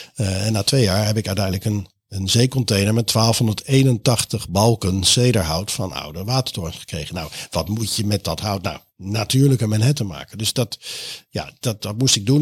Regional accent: The Hague, South Holland, Netherlands; ik kom ook uit, ik kom ook uit Den Haag.

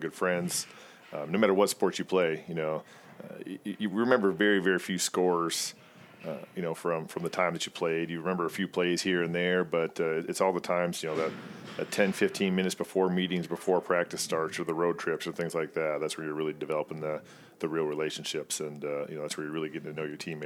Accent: Waseca, Minnesota, United States; I grew up in Waseca, Minnesota

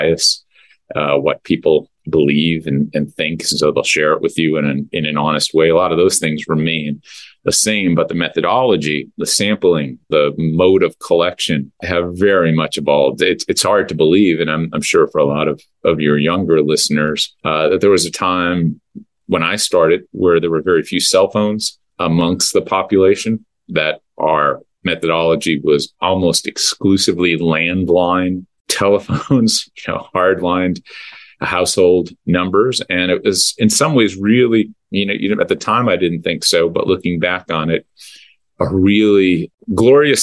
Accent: Scranton, Pennsylvania, United States; also born or lived in Wisconsin / Northampton County, Pennsylvania; I grew up in Scranton, which is, you know, across the corner of the great Commonwealth from Latrobe in the southwest to the northeast

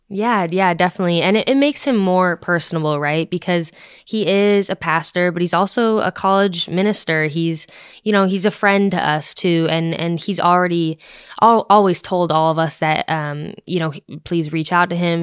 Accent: Boulder, Colorado, United States; moved away as an adult; coming from someone who's from out west, I'm from Boulder, Colorado

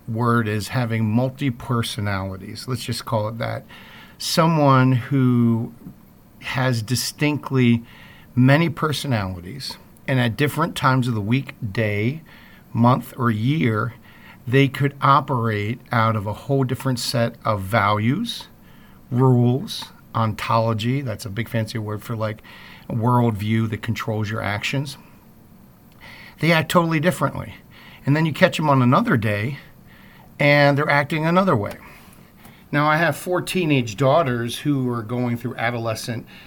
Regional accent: East Coast, United States; now in Midwest, United States; that's very East Coast of me. I'm not a Midwesterner, so even though I live in the Midwest now

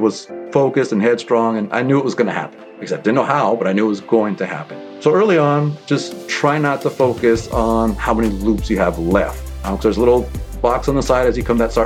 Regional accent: San Jose, California, United States; Born and raised here in San Jose, California

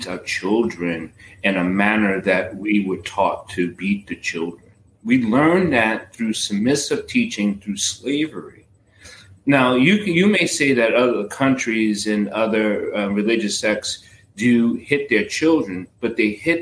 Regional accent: New York City, New York, United States; I am from the boogie down

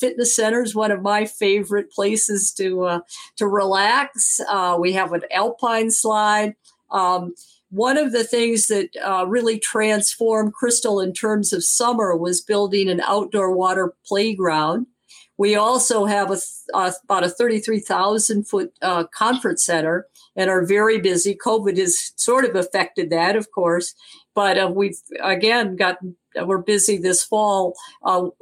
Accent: Benzie County, Michigan, United States; moved away as an adult; also born or lived in East Coast (US) / California; I'm originally from Benzie County, which I will say is the smallest landmass county in Michigan

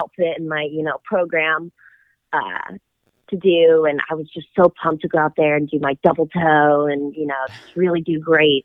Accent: Dallas, Texas, United States; we're both from Dallas.

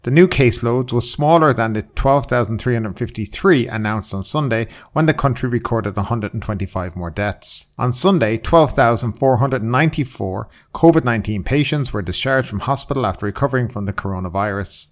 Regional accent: Ireland; now in Thailand; I'm from Ireland

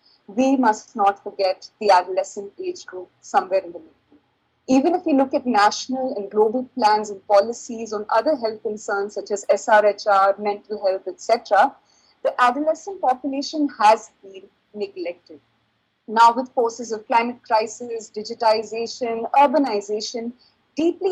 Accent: India; from India

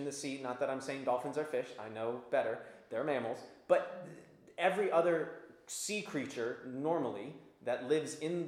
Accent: Virginia Beach, Virginia, United States; Growing up in Virginia Beach

